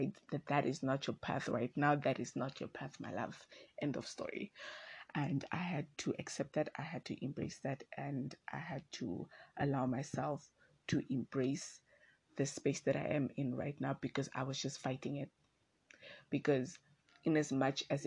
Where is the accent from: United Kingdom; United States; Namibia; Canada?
Namibia; Windhoek, Khomas; I am from Windhoek